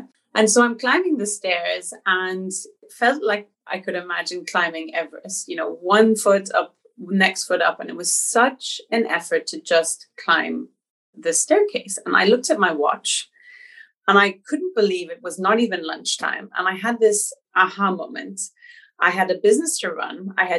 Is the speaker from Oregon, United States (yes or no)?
no; New York, United States; born there; So I was born in New York, and I was born to a German father who had been living 12 years in Central America.